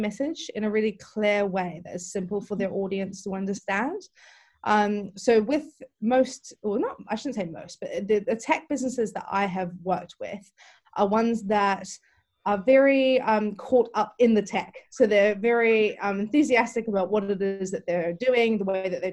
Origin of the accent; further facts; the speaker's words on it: New Zealand; moved away as an adult; now in London, United Kingdom; originally, I'm actually from New Zealand, and I moved to London in 2006